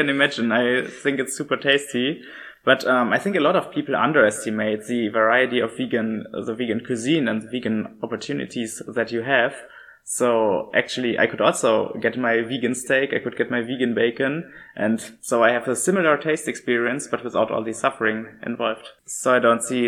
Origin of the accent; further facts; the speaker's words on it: Germany; moved away as an adult; now in Utrecht, Netherlands; I'm originally from Germany